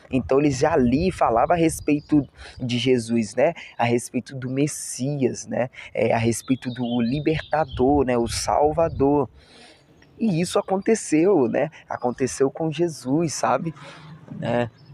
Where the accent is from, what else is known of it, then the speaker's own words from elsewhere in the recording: Barra Mansa, Rio de Janeiro, Brazil; Eu moro em Barra Mansa, né, estado do Rio de Janeiro, né, sou fluminense